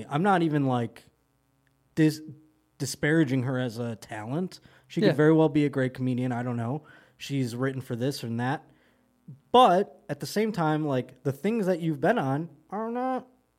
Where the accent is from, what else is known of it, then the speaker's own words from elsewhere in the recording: Buffalo, New York, United States; I'm going to be in my hometown, Buffalo, New York, baby.